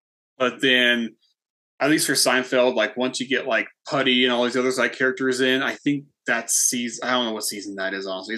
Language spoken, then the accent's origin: English; Campo, California, United States; Marina. Yeah. So I grew up here. So pretty much outside of the city all the time. So for us, the city was El Cajon.